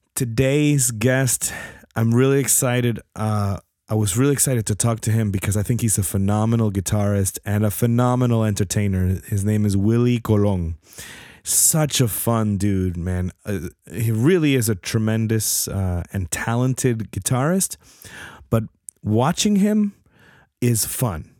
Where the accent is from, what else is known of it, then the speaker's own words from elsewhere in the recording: New Jersey, United States; moved away; I'm from Jersey